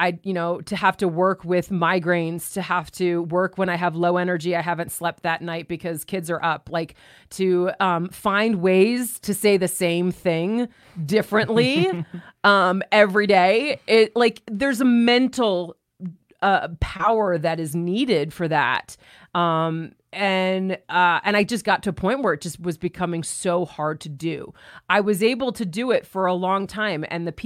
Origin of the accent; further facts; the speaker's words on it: New York, United States; There was a shift from where I was from New York to moving.